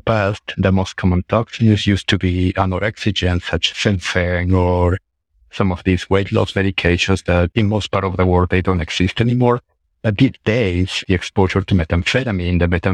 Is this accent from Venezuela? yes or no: no; Peru; moved away as an adult; also born or lived in Arizona, United States / Oklahoma, United States / Stanford, United States; now in Oklahoma City, United States; I'm from Peru. I did med school in Peru, Universidad Peruana Cayetano Heredia. Then I moved to the United States to do my medical training.